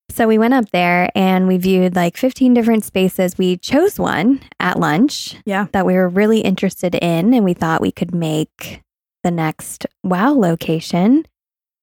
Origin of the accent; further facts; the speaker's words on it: Vermont, United States; now in Louisville, United States; I was born in Vermont